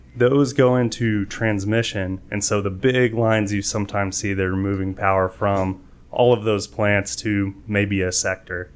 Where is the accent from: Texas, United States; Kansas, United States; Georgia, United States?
Texas, United States; San Antonio; also born or lived in Waco, Texas / Fort Meade, Maryland; I'm here from San Antonio, so, uh, moved here in middle school